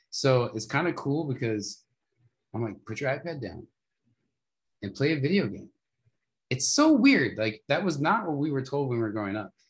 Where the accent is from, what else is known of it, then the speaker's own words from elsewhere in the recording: Las Vegas, Nevada, United States; now in Arizona, United States; I grew up in Vegas